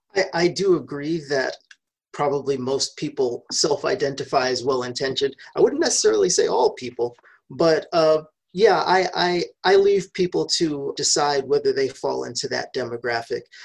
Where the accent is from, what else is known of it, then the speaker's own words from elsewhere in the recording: New York, United States; moved away; I was born and raised in New York